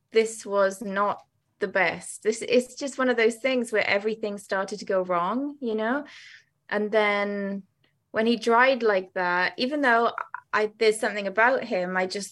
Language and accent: English; Wales, United Kingdom; moved away; when I was a kid, I used to go to Cardiff Museum because I'm Welsh originally.